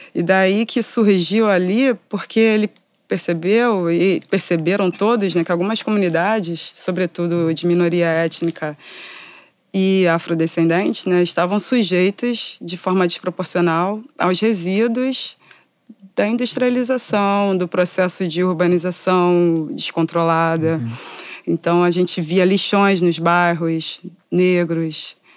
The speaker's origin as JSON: {"language": "Portuguese", "region": "Rio de Janeiro", "country": "Brazil", "said": "Eu sou da, norte, da Zona Norte do Rio de Janeiro, do subúrbio"}